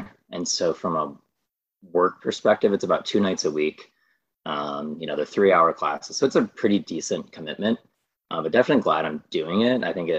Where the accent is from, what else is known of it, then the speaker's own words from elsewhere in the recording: Michigan, United States; moved away as an adult; now in Ohio, United States; originating from Michigan, actually. So I grew up in Michigan